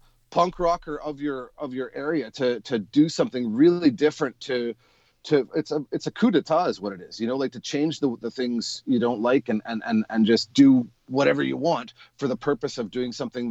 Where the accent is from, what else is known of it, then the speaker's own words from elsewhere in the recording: Winnipeg, Manitoba, Canada; When I grew up in Winnipeg, I played with a pipe band called the Sterling Pipe Band